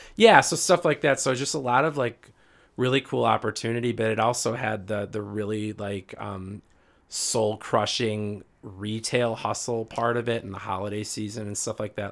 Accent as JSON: {"language": "English", "town": "Riverdale", "region": "Illinois", "country": "United States", "tie": "born or raised there", "also_born_or_lived": "Green Lake, Wisconsin", "lives_now": "Naperville, United States", "said": "I literally grew up on the south side of Chicago, a suburb called Riverdale"}